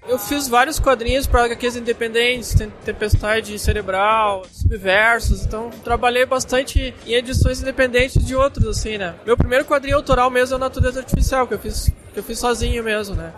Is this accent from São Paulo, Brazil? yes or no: no; Rio Grande do Sul, Brazil; sou gaúcho